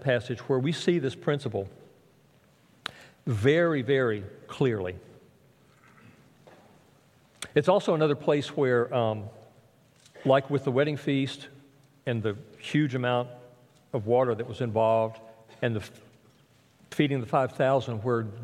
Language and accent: English; South Alabama, United States; Where I grew up in South Alabama